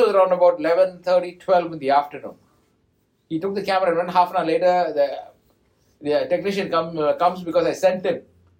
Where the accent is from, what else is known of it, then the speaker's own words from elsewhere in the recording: Kotagiri, Tamil Nadu, India; my hometown in Kotagiri, where my wife lives